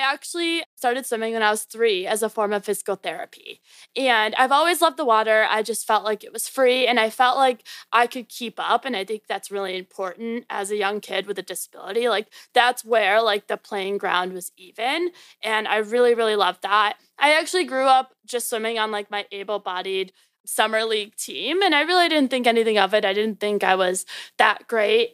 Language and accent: English; Naperville, Illinois, United States; moved away as an adult; also born or lived in Maryland; now in Virginia, United States; I was born and raised in Chicago, so a little bit outside called Naperville. And I lived there literally my whole life.